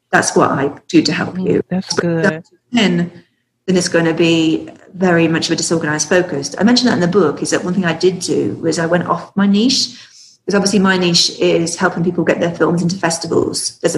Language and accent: English; the South, United States; accent: Southern; That's my southern accent.